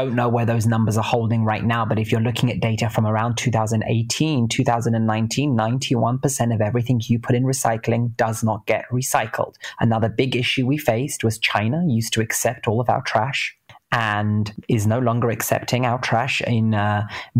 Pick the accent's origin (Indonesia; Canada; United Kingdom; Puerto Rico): United Kingdom; London; moved away as an adult; also born or lived in California, United States; now in San Francisco, United States; I'm British. I grew up in between East London and North London.